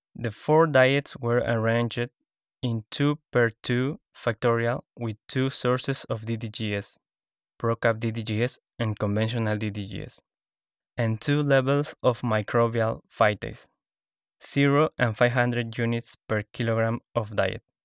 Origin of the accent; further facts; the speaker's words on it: Lima, Peru; moved away; I am from Lima, Peru